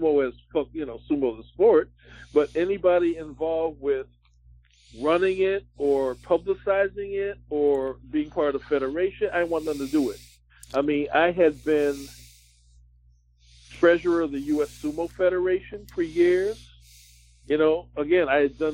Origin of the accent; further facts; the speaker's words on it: Philadelphia, Pennsylvania, United States; Philadelphia. Now, that's my hometown.